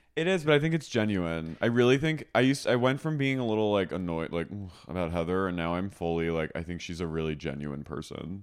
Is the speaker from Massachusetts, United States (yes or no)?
no; Haddonfield, New Jersey, United States; moved away; my hometown, Haddonfield